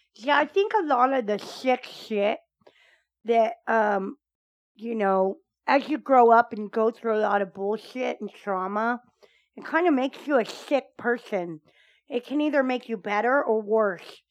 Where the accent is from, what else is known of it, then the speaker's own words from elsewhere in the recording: United States; I'm an American